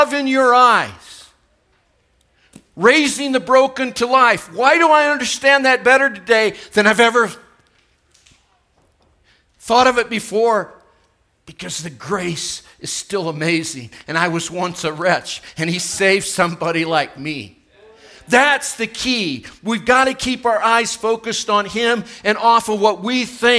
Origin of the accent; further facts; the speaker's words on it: United States; why was I born in the United States? It's not my fault that I'm an American